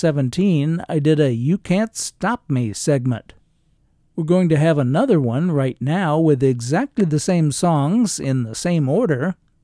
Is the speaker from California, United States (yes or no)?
yes; Southern California, United States; growing up in Southern California